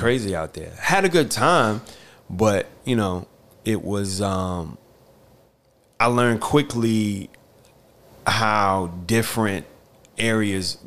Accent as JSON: {"language": "English", "town": "Newport News", "region": "Virginia", "country": "United States", "tie": "born or raised there", "also_born_or_lived": "North Carolina", "moved": "as an adult", "lives_now": "New York, United States", "said": "growing up in Newport News"}